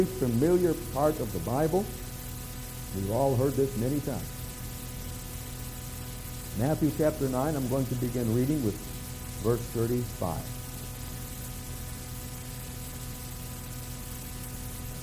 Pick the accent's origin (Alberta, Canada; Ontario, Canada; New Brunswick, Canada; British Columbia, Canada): New Brunswick, Canada; I'm from New Brunswick, right next door.